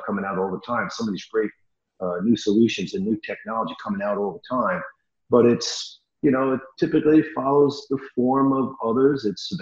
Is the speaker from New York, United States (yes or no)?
yes; New York, United States; I'm Italian from New York